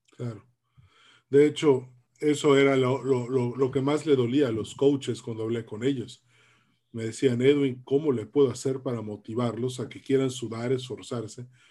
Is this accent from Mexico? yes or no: yes; Mexico; tanto tú como yo somos de la generación X, somos los mexicanos que nacimos entre 1960 y 1982